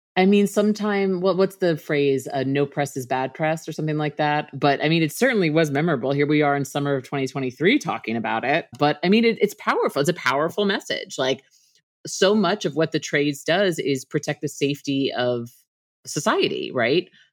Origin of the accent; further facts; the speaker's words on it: Northeast, United States; I'm from the Northeast as well